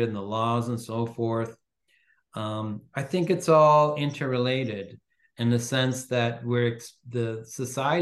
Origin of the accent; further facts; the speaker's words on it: Toronto, Ontario, Canada; I was born in Toronto, but my parents come from Venice, from Northern